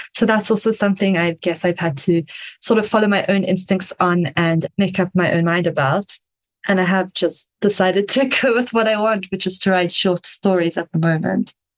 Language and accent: English; South Africa